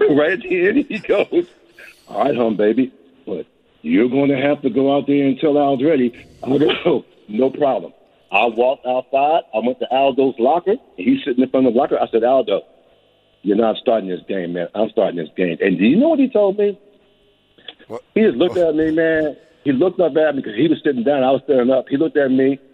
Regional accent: Philadelphia, Pennsylvania, United States; I'm from Philadelphia

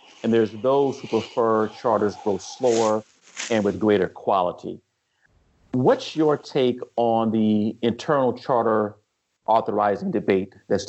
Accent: California, United States; now in Virginia, United States; I'm originally from California

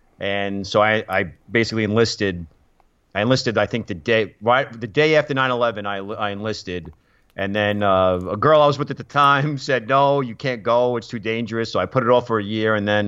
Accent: New York City, New York, United States; also born or lived in Boston; I was a young kid growing up in Brooklyn.

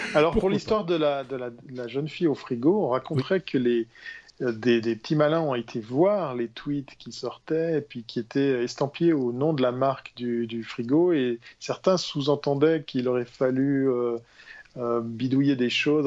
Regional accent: Switzerland; En tant que bon Suisse

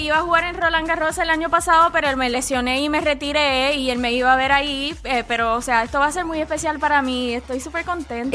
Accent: Puerto Rico; now in Atlanta, United States; Soy, puertorriqueña

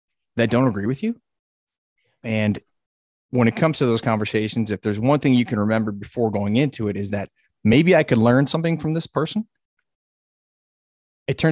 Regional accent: United States; 40 year old American who can barely speak English

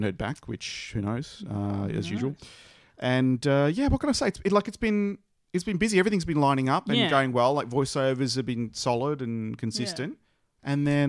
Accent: Australia; accent: Bogan; my normal Bogan accent

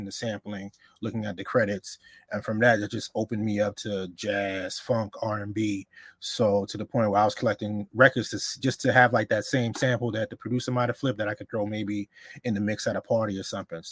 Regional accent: New York City, New York, United States; also born or lived in Honduras; I was born in Honduras, but I came here when I was a year old, so I was raised in the Bronx, so I'm a Bronx head

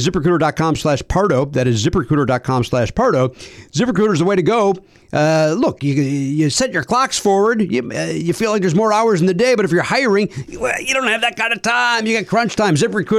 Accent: Oak Forest, Illinois, United States; I grew up in Oak Forest, Tom.

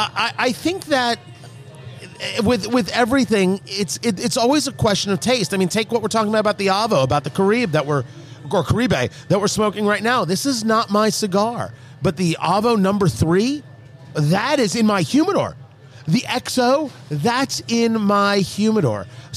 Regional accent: New Jersey, United States; I grew up in Jersey, yeah.

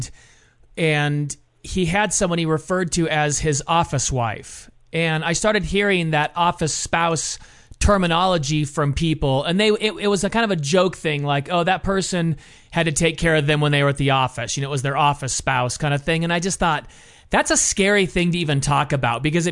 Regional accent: San Clemente, California, United States; We come from Orange County. I'm from San Clemente.

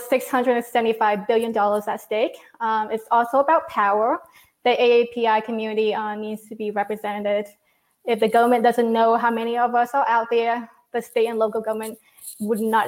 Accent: Vietnam; now in Alexandria, United States; I was born in Vietnam and I migrated to the US in 1994

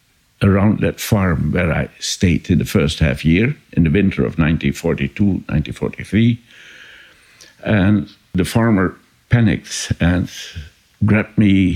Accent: Enschede, Overijssel, Netherlands; born there; English is a second language; And I was born in the Catholic hospital in Enschede, in the eastern part of the country.

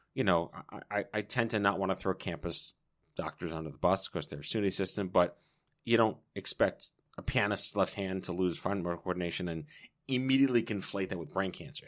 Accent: New York, United States; I was born and raised in New York

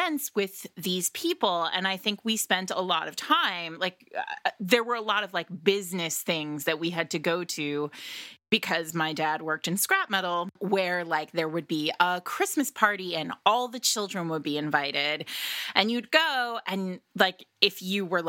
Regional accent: Rhode Island, United States; now in New York City, United States; I grew up in Rhode Island

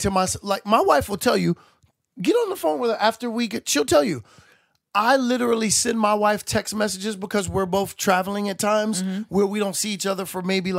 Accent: New York City, New York, United States; the neighborhood that I grew up in Brooklyn.

